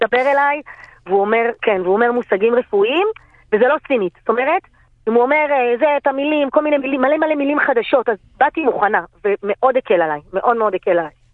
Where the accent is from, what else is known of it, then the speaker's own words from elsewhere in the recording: Bnei Brak, Tel Aviv District, Israel; אני גדלתי בבני ברק